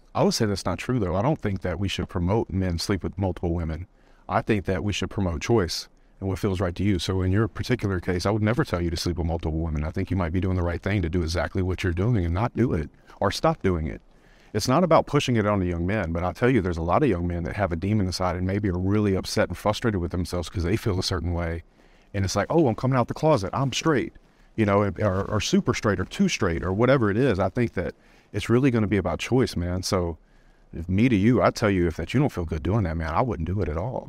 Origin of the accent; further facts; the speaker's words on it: South Louisiana, United States; I grew up in the South, South Louisiana, it was a Bible Belt